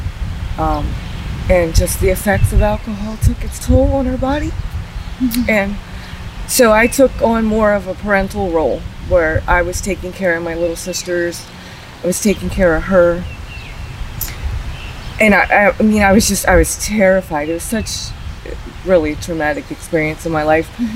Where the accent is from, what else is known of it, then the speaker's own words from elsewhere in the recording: Georgetown, Maryland, United States; I was born in 1978 in Georgetown, Maryland